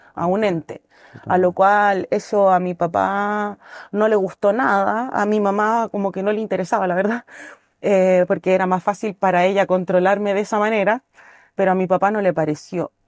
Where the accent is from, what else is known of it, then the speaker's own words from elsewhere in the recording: Santiago, Santiago Metropolitan Region, Chile; moved away as an adult; also born or lived in Mendoza, Argentina; now in Pucón, Chile; yo originalmente soy de Santiago, nacida y criada en la capital